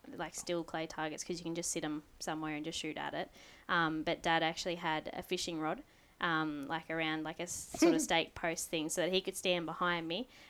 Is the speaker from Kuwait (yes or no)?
no; Lakes Entrance, Victoria, Australia; also born or lived in Shepparton, Victoria; I was born in Shepparton, but I've been living in Lakes Entrance since 2007